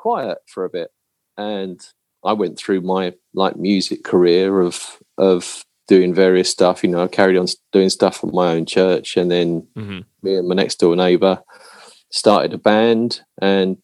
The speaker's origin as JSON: {"language": "English", "region": "London", "country": "United Kingdom", "tie": "born or raised there", "said": "I grew up in South London"}